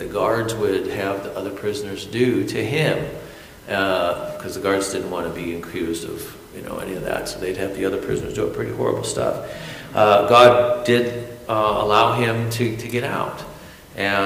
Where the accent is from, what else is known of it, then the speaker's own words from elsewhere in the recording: United States; I'm American